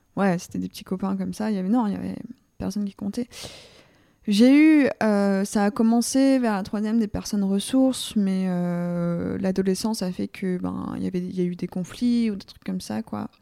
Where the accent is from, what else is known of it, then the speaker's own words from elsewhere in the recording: Vercors, above Grenoble, Auvergne-Rhône-Alpes, France; moved away as an adult; also born or lived in Lyon; now in Paris, France; je suis originaire euh, du Vercors au-dessus de Grenoble